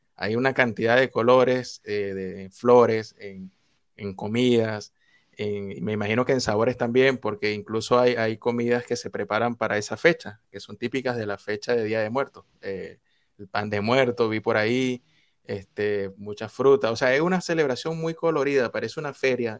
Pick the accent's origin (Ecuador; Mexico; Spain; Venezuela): Venezuela; nosotros como venezolanos